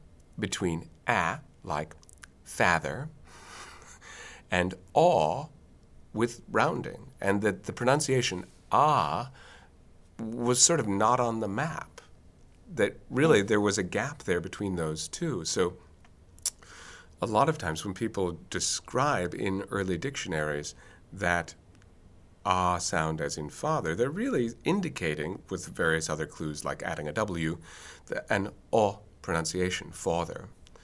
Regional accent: Boston, Massachusetts, United States; I know I'm from Boston, I'm proud of the fact that I'm from Boston, and I'm definitely not from New York

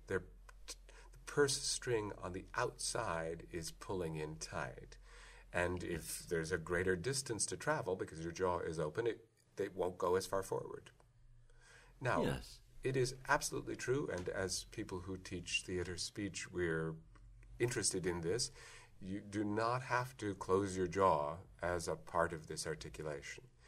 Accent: Iowa City, Iowa, United States; I come from an area which, if you look on the map, uh, Iowa City is on a border territory

